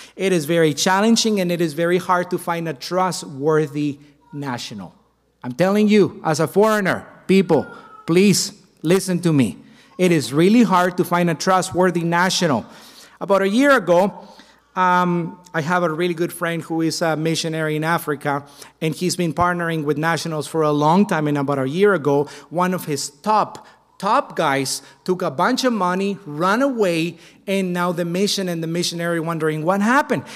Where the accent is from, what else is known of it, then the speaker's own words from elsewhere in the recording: Mexico; my home country of Mexico